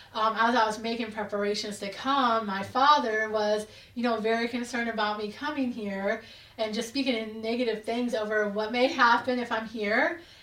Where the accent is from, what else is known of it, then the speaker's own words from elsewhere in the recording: Hamilton, Alabama, United States; as you said. I'm from Hamilton, Alabama.